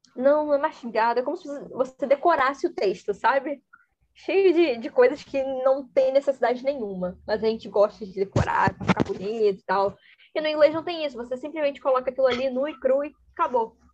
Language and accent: Portuguese; Brazil; first language Portuguese; eu sei português, que eu sou brasileira